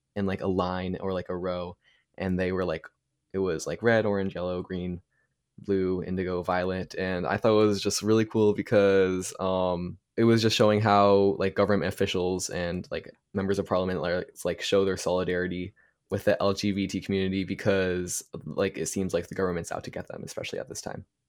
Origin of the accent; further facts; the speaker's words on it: New York, United States; I'm from New York too